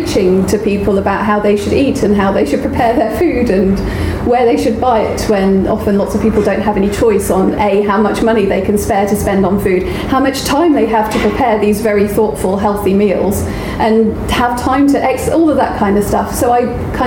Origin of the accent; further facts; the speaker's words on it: United Kingdom; we are so British